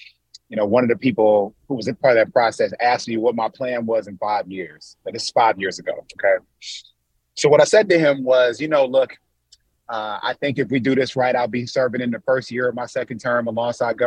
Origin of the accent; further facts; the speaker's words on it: Michigan, United States; here in my home state, in my hometown